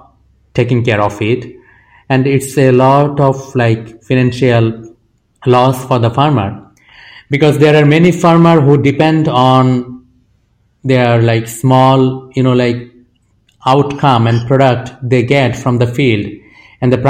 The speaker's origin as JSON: {"language": "English", "country": "Bangladesh", "said": "I am from Bangladesh and I have traveled across the country"}